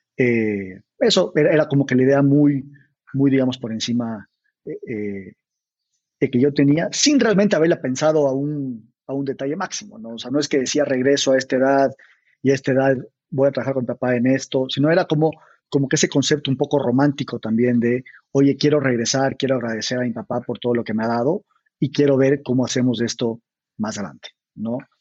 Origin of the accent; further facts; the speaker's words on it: Ecuador; moved away as an adult; also born or lived in Mexico City, Mexico; somos ecuatorianos, ¿no? yo nací, crecí ahí hasta que me fui